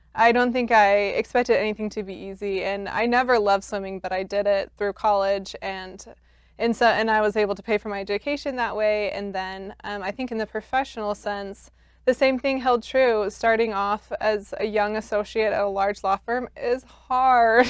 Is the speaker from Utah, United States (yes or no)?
yes; Salt Lake City, Utah, United States; I grew up just here in Salt Lake City in East Mill Creek.